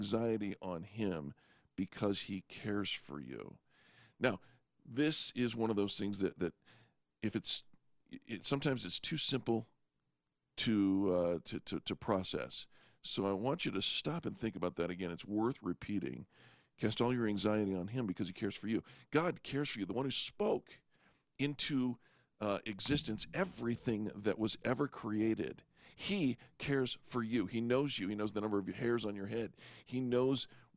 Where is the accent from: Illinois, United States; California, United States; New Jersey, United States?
California, United States; now in Colorado, United States; I grew up in California